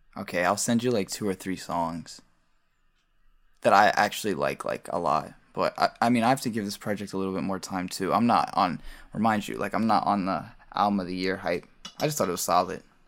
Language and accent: English; Baltimore, Maryland, United States; I'm a producer, and I'm from Baltimore